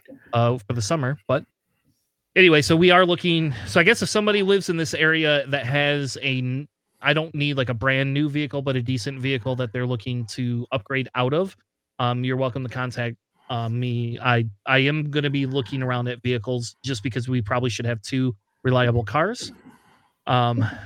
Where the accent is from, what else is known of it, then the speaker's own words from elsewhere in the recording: Springfield, Ohio, United States; moved away; I was originally from Ohio